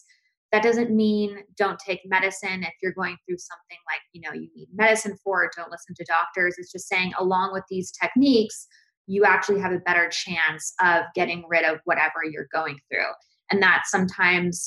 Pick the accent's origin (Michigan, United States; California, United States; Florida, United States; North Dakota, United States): California, United States; Valencia; also born or lived in New Jersey; I grew up mainly in Valencia, California, because I started seventh grade on there